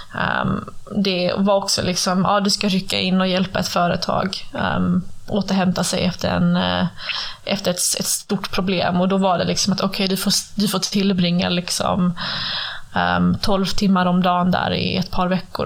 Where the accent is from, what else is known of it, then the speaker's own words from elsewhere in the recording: Sweden; jag jobbar ju hemma i Sverige nu